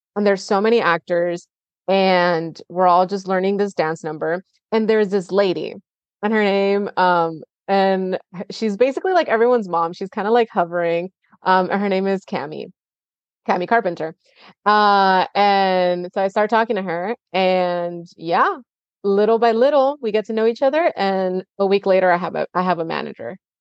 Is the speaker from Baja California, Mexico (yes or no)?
yes; Tijuana, Baja California, Mexico; now in United States; I grew up in Tijuana